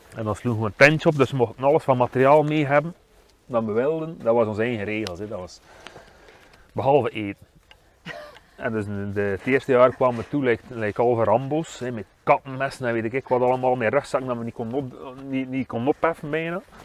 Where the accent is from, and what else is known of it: Waregem, Flanders, Belgium